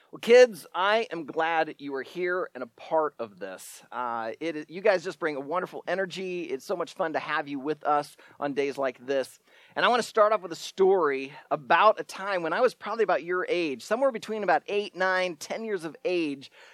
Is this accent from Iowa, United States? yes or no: yes; Shenandoah, Iowa, United States; my hometown in Shenandoah, Iowa